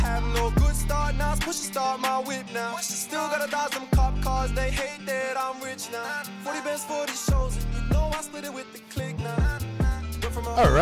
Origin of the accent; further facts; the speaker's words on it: Perth, Western Australia, Australia; Born and raised in a place called Langford